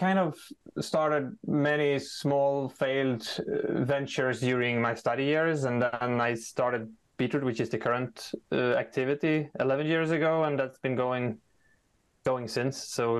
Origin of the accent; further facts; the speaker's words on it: Sweden; moved away as an adult; now in Ukraine; I would introduce myself as Swedish. However, I would quickly tell that I've been living most of my last 11 years in Ukraine.